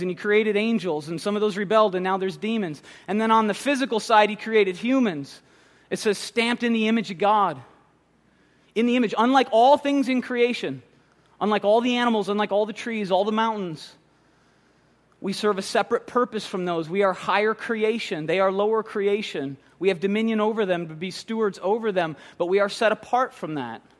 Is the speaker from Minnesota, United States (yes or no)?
yes; Minnesota, United States; moved away; I'm from Minnesota